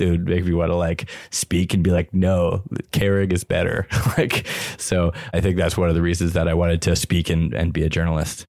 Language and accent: English; Ottawa, Ontario, Canada; I grew up in Ottawa